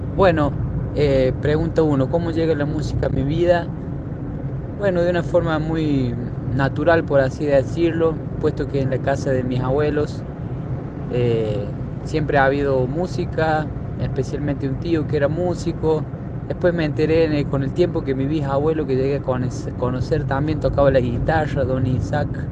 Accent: Villa Dolores, Córdoba, Argentina; moved away as an adult; now in Córdoba, Argentina; Yo soy del oeste cordobés, allí en el límite con San Luis y desde la, Pampa, de Pocho, el límite con La Rioja, ahí atrás de la sierra

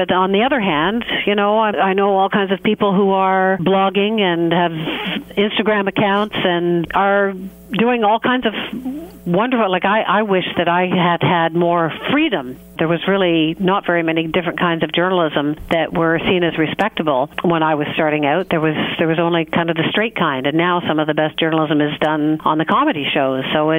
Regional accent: Toronto, Ontario, Canada; moved away as an adult; also born or lived in Montreal; I was born in Montreal, but I grew up in Toronto. So from age one until I sort of graduated from Ryerson

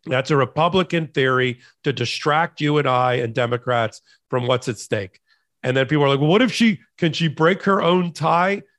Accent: Florida, United States; a connection to Florida, which you think is my home state

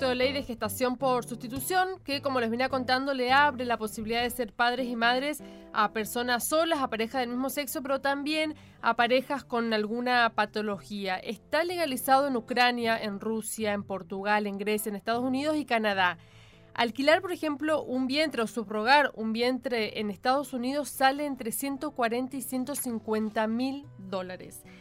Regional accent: Chaco, Argentina; te lo puedo decir yo que soy chaqueña

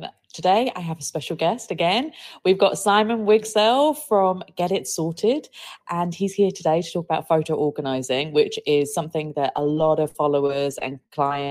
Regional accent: South East England, United Kingdom; even though I'm from Kent

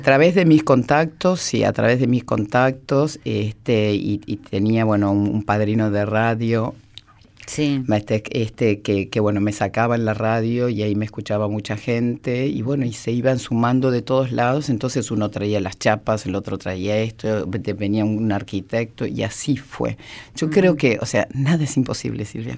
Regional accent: Argentina; also born or lived in Spain; Después se fueron a España, yo nací en España. Y bueno, después se vinieron a la Argentina

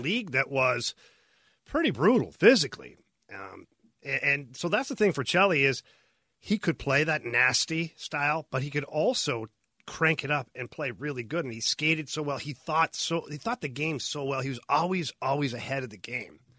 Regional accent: Ottawa, Ontario, Canada; I grew up in Ottawa

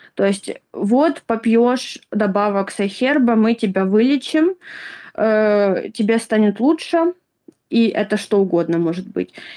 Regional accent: Ukraine; я из Украины

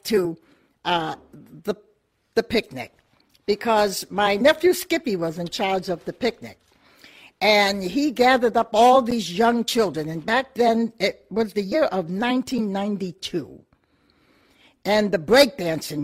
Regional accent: Portsmouth, New Hampshire, United States; Born and raised here in Portsmouth, New Hampshire

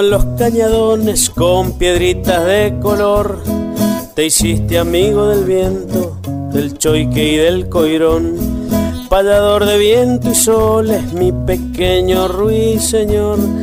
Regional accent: Ranquil Norte, Mendoza, Argentina; de Ranquil Norte, Malargüe, Mendoza

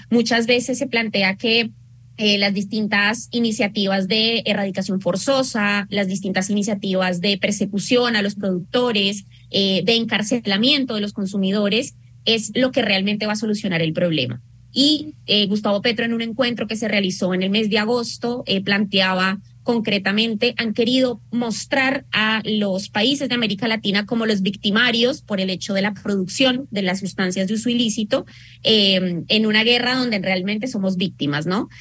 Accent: Colombia; now in Argentina; yo como colombiana

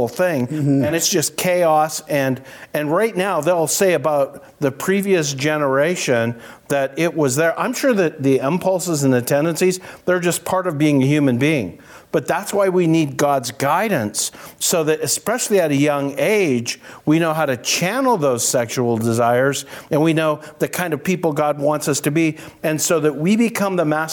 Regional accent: Canada; I'm a Canadian

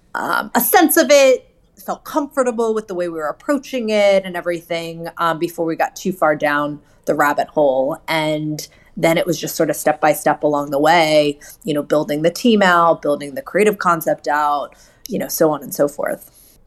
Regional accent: Hershey, Pennsylvania, United States; I grew up in Hershey, Pennsylvania

